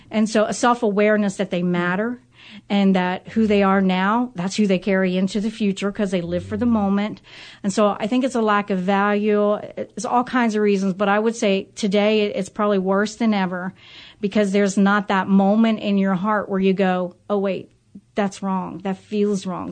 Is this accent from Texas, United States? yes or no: no; Cincinnati, Ohio, United States; I grew up in Price Hill, so I say I'm a real Price Hill girl.